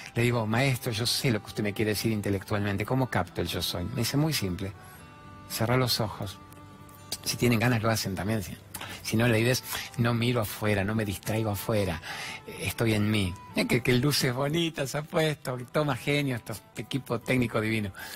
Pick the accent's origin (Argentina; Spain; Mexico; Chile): Argentina; soy el periodista argentino